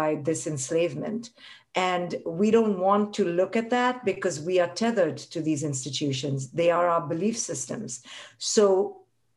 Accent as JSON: {"language": "English", "country": "India", "tie": "born or raised there", "moved": "as an adult", "said": "I grew up in India"}